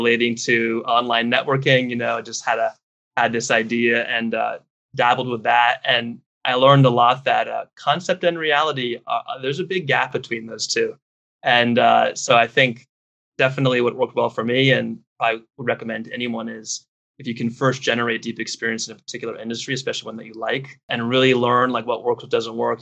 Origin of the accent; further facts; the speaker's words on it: Connecticut, United States; moved away as an adult; now in Japan; I'm originally from Connecticut, but I've now been living in Japan for the past